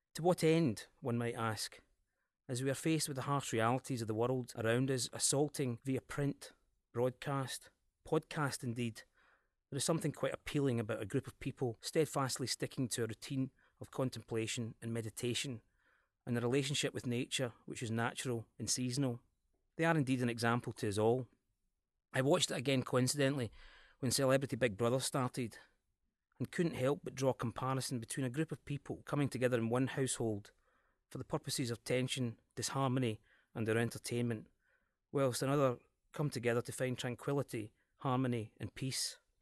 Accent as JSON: {"language": "English", "region": "Scotland", "country": "United Kingdom", "accent": "Scottish"}